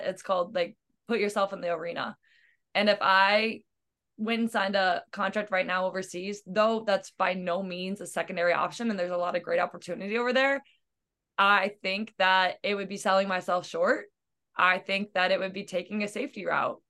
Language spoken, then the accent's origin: English; Missouri, United States; now in Iowa, United States; I'm from Missouri and I've moved to Iowa and that's all I've ever moved